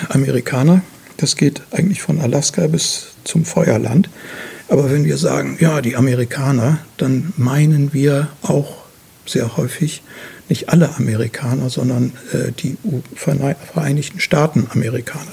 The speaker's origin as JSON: {"language": "German", "town": "Bremerhaven", "region": "Bremen", "country": "Germany", "tie": "born or raised there", "also_born_or_lived": "Schleswig-Holstein", "moved": "yes", "lives_now": "Wendland, Germany", "said": "gebürtig in Bremerhaven und ich habe an verschiedenen Standorten in äh, Norddeutschland äh, gelebt"}